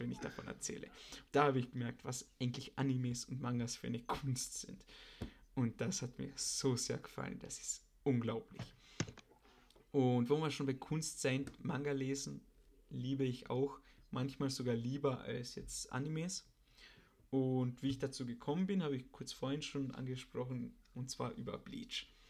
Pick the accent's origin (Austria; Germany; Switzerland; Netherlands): Austria; bei uns in Österreich